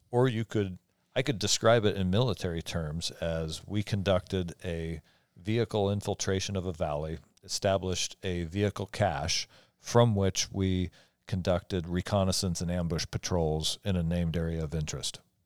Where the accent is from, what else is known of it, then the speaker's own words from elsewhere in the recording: Eastern Washington, United States; I, I grew up on the East Side